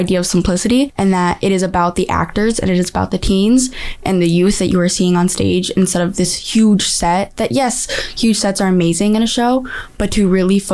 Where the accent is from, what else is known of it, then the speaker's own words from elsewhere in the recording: Chicopee, Massachusetts, United States; I'm from Chicopee.